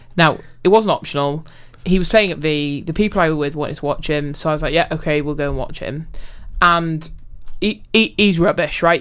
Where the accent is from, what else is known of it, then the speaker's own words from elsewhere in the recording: Wales, United Kingdom; I'm Welsh